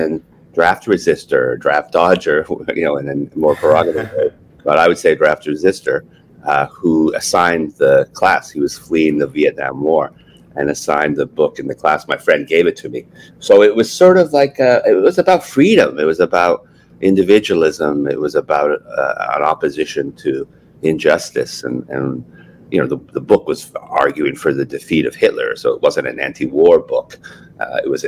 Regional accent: Montreal, Quebec, Canada; moved away as an adult; also born or lived in Glasgow, Scotland / Scotland / Cleveland / New York City; now in Hamilton, Canada; I grew up in Montreal and I was a soccer player

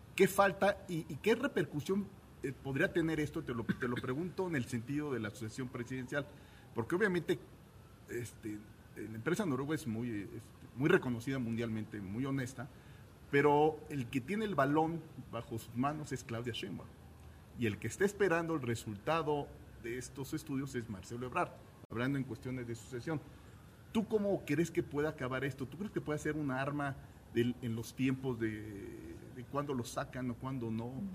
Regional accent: Mexico City, Mexico; todos los que somos orgullosamente capitalinos

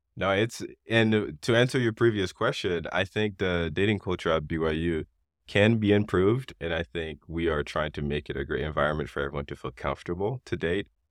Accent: Haiti; now in United States; growing up in Haiti

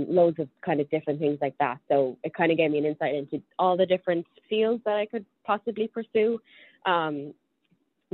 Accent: Dublin, Leinster, Ireland; moved away as an adult; now in New York City, United States; I was born and raised in Dublin, lived there for 24 years until I moved over here to New York City

